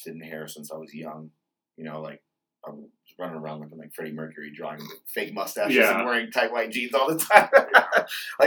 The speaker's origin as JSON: {"language": "English", "town": "Denver", "region": "Colorado", "country": "United States", "tie": "born or raised there", "also_born_or_lived": "Mexico / Seattle", "said": "I was born in Denver, and then I moved to Mexico for a little while as a kid. Back and forth from there. Grew up in Denver."}